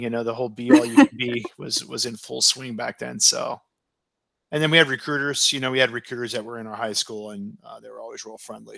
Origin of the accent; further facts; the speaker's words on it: Oregon, United States; moved away as an adult; I was from Oregon, and here I was on the other side of the country